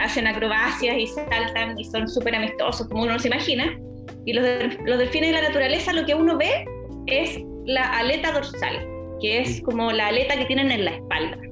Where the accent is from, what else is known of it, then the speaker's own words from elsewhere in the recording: Chile; nosotros los chilenos